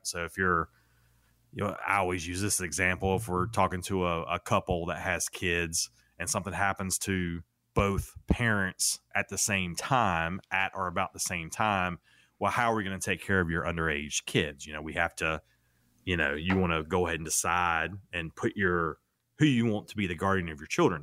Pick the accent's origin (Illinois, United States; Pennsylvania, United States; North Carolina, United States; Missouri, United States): North Carolina, United States; I grew up, well, I grew up in North Carolina